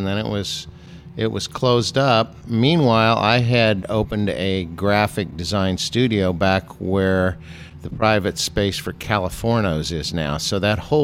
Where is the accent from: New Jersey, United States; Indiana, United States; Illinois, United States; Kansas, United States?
Kansas, United States; I had the great fortune of growing up in Kansas, so I could drink beer